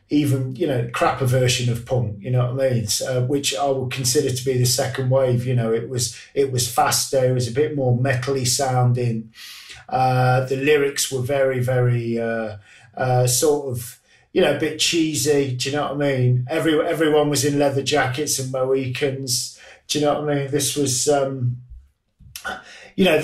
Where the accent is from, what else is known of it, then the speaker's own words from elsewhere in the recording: Grantham, East Midlands, United Kingdom; my hometown of Grantham